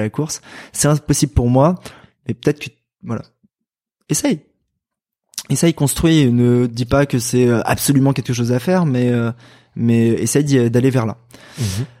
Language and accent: French; Val-de-Marne, Paris region, Île-de-France, France; moi je viens du Val-de-Marne, dans le 94, en région parisienne